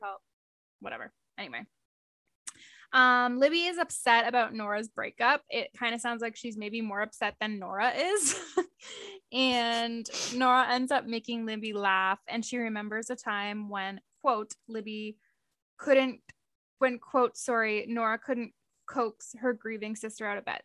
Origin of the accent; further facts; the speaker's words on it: Canada; we're Canadian